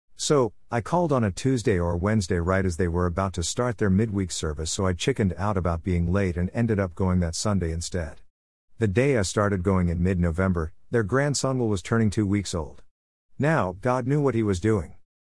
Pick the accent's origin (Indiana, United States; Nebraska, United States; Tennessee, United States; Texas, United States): Indiana, United States; Griffith; moved away as an adult; now in Champaign, United States; I moved to Champaign back in twenty fourteen from my hometown of Griffith, Indiana